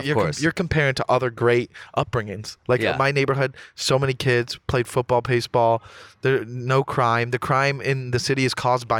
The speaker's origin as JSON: {"language": "English", "town": "Coral Springs", "region": "Florida", "country": "United States", "tie": "born or raised there", "said": "I grew up in South Florida. Like the suburbs of Fort Lauderdale, really. Is it called Coral Springs, Florida?"}